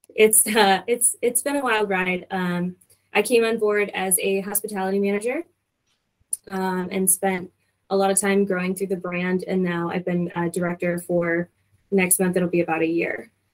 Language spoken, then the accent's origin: English; Michigan, United States; moved away as an adult; also born or lived in Denver / Hawaii / San Antonio / Arkansas; now in Louisville, United States; I am originally from Michigan